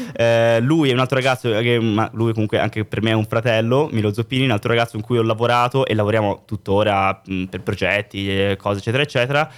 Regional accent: Florence, Tuscany, Italy; moved away as an adult; also born or lived in Berlin; now in Milan, Italy; nella mia città io sono di Firenze

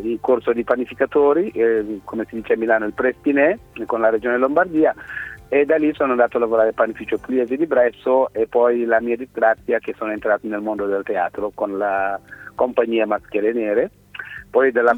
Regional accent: Senegal; also born or lived in Milan, Italy; now in Italy; sono nato in Senegal, sono in Italia del 1990

